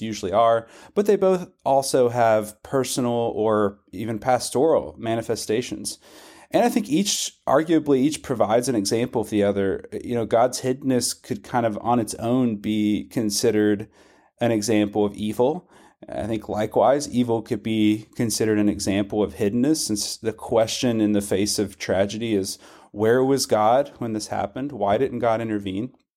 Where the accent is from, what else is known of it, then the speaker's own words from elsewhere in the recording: Western Kentucky, United States; also born or lived in Scotland; I grew up in Western Kentucky. I've lived in Kentucky my whole life, except for the brief stint in Scotland